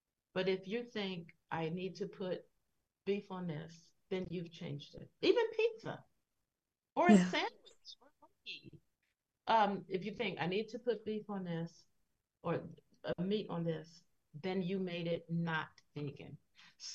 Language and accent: English; Philadelphia, Pennsylvania, United States; I come from Philadelphia. We're big on hoagies and deli slices.